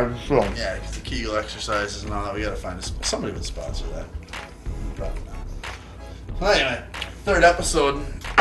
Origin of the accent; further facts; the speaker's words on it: Canada; We're all Canadian and shit up here.